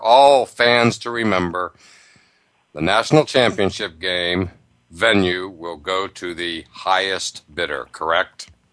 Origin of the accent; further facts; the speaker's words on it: near Penn State, Pennsylvania, United States; I grew up near Penn State.